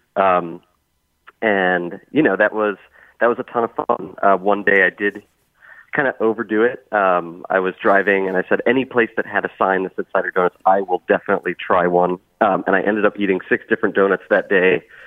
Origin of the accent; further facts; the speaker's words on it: Bethel, Connecticut, United States; now in Boston, United States; I grew up near Blue Jay Orchards uh, in Bethel, and so we went there all the time